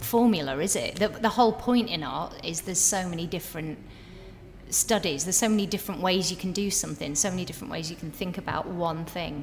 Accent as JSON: {"language": "English", "town": "Preston", "region": "North West England", "country": "United Kingdom", "moved": "yes", "said": "I was from Preston"}